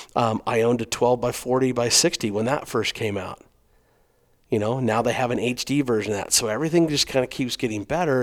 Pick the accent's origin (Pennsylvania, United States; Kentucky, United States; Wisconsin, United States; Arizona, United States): Arizona, United States; I'm from Arizona. I've been hunting coos deer a long time